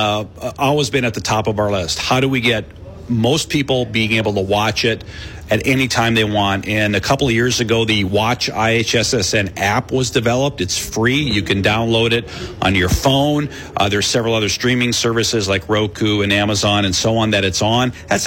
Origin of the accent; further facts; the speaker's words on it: Michigan, United States; now in Iowa, United States; I came from Northern Michigan. Wrestling was we had it, but it wasn't like it is here in Iowa.